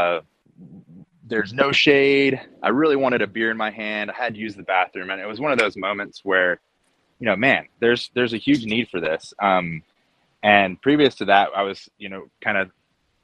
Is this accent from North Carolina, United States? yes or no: yes; Asheville, North Carolina, United States; I'm from Asheville, North Carolina. I'm actually one of those elusive locals. Grew up here